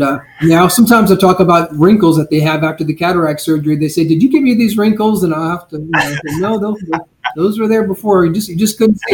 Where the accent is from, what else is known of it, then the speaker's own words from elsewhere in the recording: Blue Ridge Mountains, United States; now in Southwest Florida, United States; I grew up fishing in the Blue Ridge Mountains